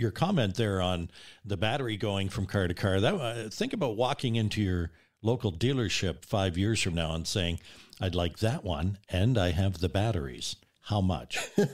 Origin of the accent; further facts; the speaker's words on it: Nova Scotia, Canada; now in British Columbia, Canada; Growing up in Nova Scotia in the seventies